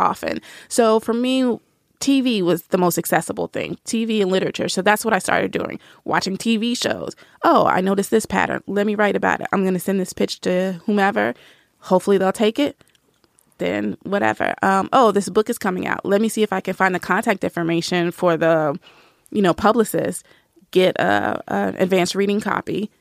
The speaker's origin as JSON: {"language": "English", "town": "Nashville", "region": "Tennessee", "country": "United States", "tie": "born or raised there", "said": "I grew up in the South. I'm from Nashville"}